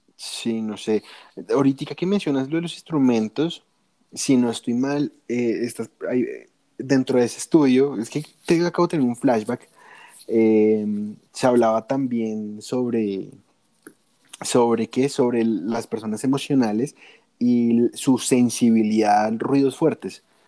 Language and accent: Spanish; Colombia; aquí en, mi tierrita Colombia